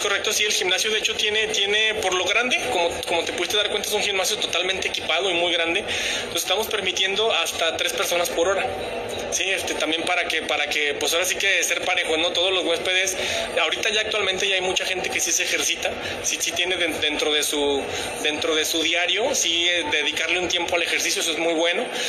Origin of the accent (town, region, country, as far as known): Aguascalientes, Mexico